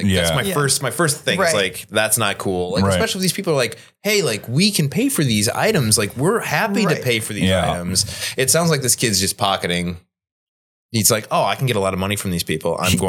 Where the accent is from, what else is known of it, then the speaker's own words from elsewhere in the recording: Chicago, Illinois, United States; I'm from Chicago.